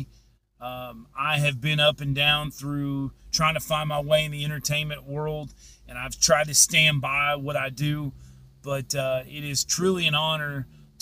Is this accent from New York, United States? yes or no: no; Crossville, Tennessee, United States; moved away; also born or lived in Powell, Tennessee / Las Vegas; I grew up in Powell and grew up in Crossville, but I'm from Crossville, and I'm proud to be from there.